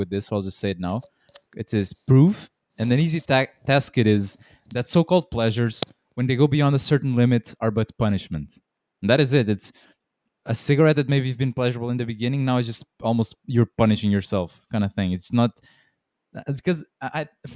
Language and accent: English; Portugal; where we are from Portugal, people smoke a lot